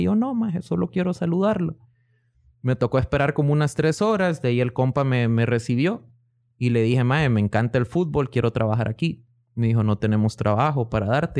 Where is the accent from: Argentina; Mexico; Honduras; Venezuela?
Honduras; moved away as an adult; also born or lived in Miami, United States / Guatemala; now in Oklahoma, United States; nací en Miami de dos papás inmigrantes. Mi mamá es hondureña, mi papá es guatemalteco.